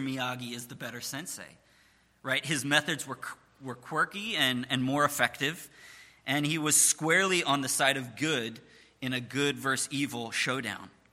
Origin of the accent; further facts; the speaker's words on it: Jenkintown, Pennsylvania, United States; I was born and raised uh, in Jenkintown, just about a half an hour away.